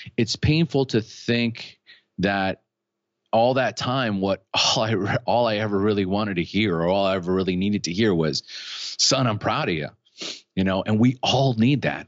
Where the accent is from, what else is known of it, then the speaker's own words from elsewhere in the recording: California, United States; moved away as an adult; now in Costa Rica; I was born in California. So I'm originally from, from the United States. I live in Costa Rica now, but, and I've been here for twenty years